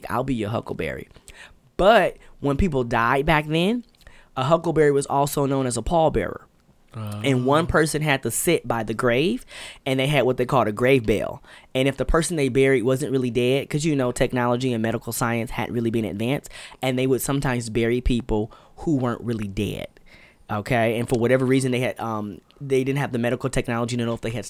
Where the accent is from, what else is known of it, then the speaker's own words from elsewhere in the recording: Patagonia, Arizona, United States; I'm from Patagonia, Arizona. Uh, it was dope.